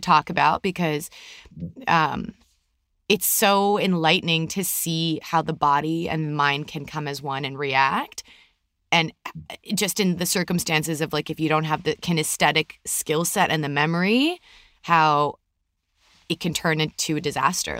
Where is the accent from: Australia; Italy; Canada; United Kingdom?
Canada; moved away as an adult; now in California, United States; We're from Canada, obviously, for people who didn't know, and we now live in California.